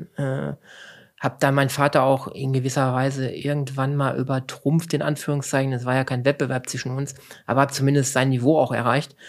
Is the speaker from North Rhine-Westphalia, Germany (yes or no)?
yes; Lünen, North Rhine-Westphalia, Germany; also born or lived in Cappenberg; groß geworden, so klassisch im Ruhrgebiet, in der Nähe von Dortmund. Ähm, bin ein Dortmunder Jung, fußballtechnisch. ähm, das saugt man halt halt mit dem Muttermilch schon ein. Ähm, letztendlich ähm, ist mein genauer Geburtsort also auf der Nahtstelle zwischen Ruhrgebiet und zwischen dem Münsterland. Ich komme aus Lünen